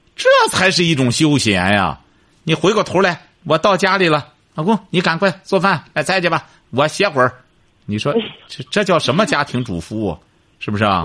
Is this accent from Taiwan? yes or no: no; China; 我们中国人